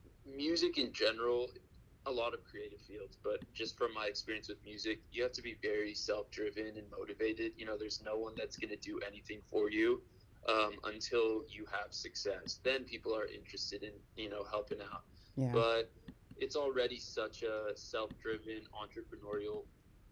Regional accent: Houston, Texas, United States; moved away as an adult; also born or lived in Austin, Texas; now in Los Angeles, United States; Born and raised in Houston, Texas, to immigrant parents

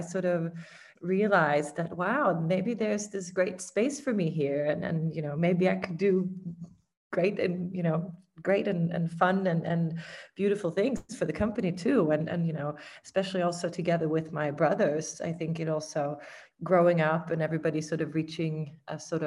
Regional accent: Malmö, Skåne, Sweden; also born or lived in New York; we're from Malmo. You know, we're all sort of raised

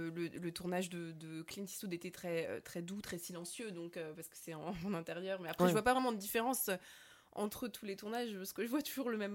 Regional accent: Germany; moved away; J'ai grandi en Allemagne, donc je parle allemand, en tout cas.

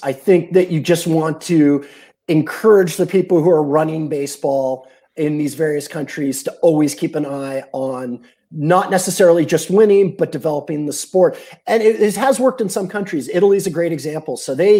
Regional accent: England, United Kingdom; born there; I had a British passport. I was born in England. I didn't learn my baseball in the UK.

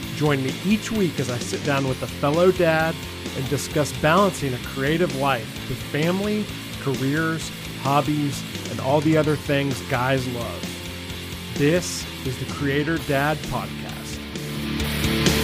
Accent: Nashville, Tennessee, United States; we're both from the Nashville area

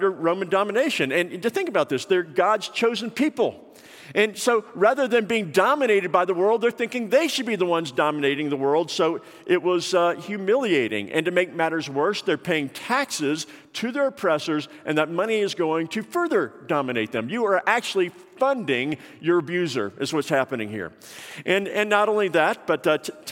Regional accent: Atlanta, Georgia, United States; when I was growing up in Atlanta

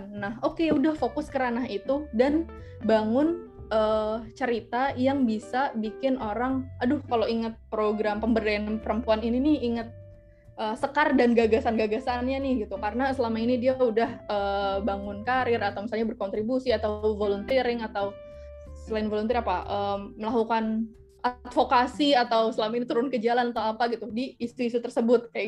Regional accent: Jakarta, Indonesia; ya itu tadi dengan segala privilege-nya sebagai orang Jakarta ya walaupun mungkin aku bukan berasal dari keluarga yang um, well off juga ya

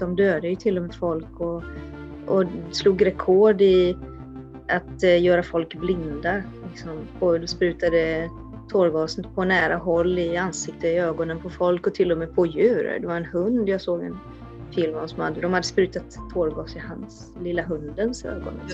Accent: Sweden; för mig som svensk

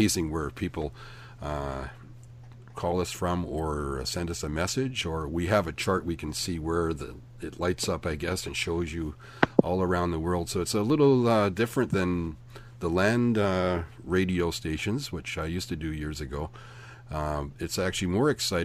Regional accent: Belfast, Northern Ireland, United Kingdom; now in Canada; I was born in Belfast, Northern Ireland

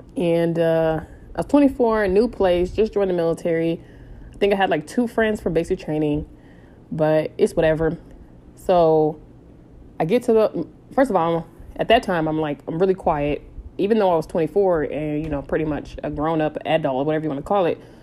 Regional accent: San Diego, California, United States; so I'm from San Diego

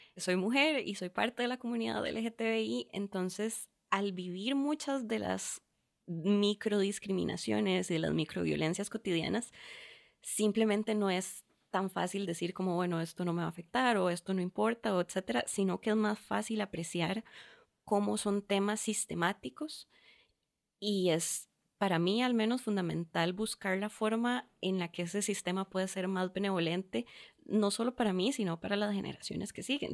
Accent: Curridabat, San José, Costa Rica; also born or lived in Venezuela; muy temprana edad regresamos acá a Costa Rica, eh, crecí en Curridabat

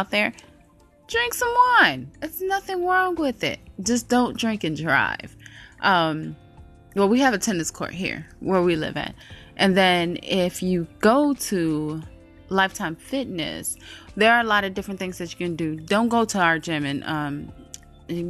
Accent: by Lake Michigan, Midwest, United States; now in Atlanta, United States; Growing up in the Midwest, I was used to the humidity. We were over there by Lake Michigan

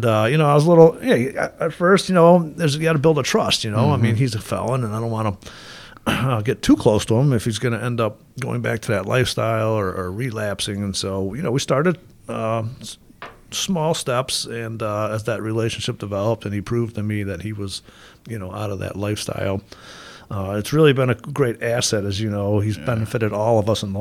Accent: Gates, New York, United States; I went to Gates Chalet High School and got hired by the town of Gates

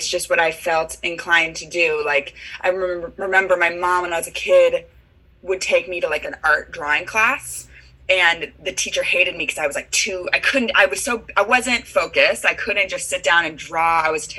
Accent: San Francisco, California, United States; I'm from San Francisco, and I knew I wanted to like be a professional singer.

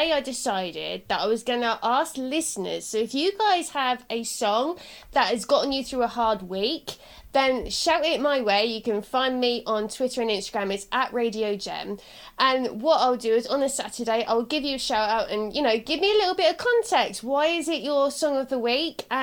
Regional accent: Southampton, South East England, United Kingdom; I'm from Southampton, but I've got like a parent that's not

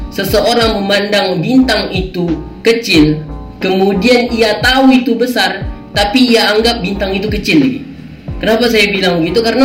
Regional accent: Riau, Indonesia; kan saya orang Melayu Riau ya kan saya orang Melayu Riau

